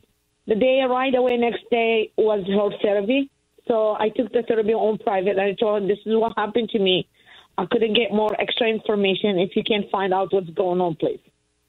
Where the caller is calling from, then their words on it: Pennsylvania, United States; I'm from Pennsylvania.